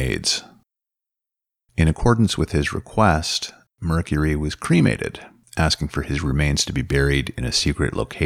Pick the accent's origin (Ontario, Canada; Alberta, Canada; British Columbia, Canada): Ontario, Canada; Northern; where I grew up in Northern Ontario